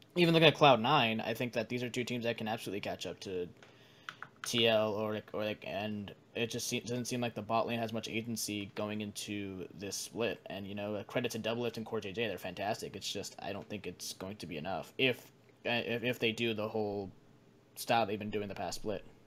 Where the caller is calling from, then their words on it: Washington, District of Columbia, United States; I'm calling from Washington D.C.